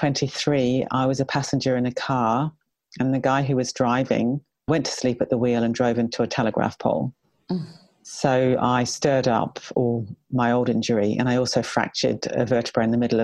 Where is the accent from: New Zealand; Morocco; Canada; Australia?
New Zealand; I was brought up in New Zealand and I was a fairly typical kind of New Zealand kid